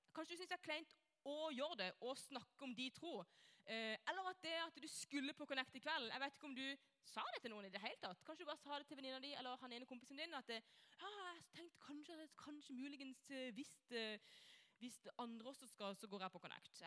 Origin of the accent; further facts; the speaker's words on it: Norway; jeg er kristen, kommer fra Norge.